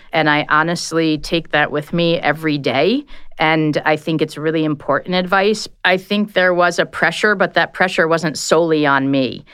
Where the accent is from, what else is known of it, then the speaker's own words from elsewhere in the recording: Connecticut, United States; also born or lived in Washington, District of Columbia, United States / New York / Italy; now in Chicago, United States; I grew up in Connecticut